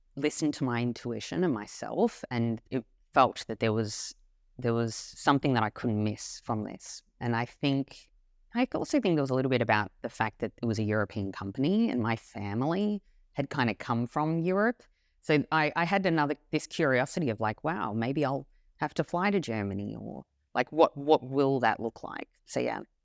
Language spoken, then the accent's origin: English; Melbourne, Victoria, Australia; When I was born, I was born in Melbourne, Australia